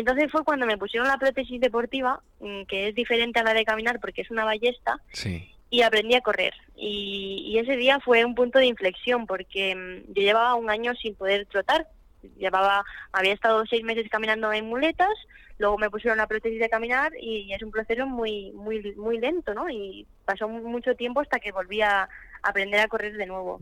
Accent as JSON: {"language": "Spanish", "country": "Spain", "said": "en mi país"}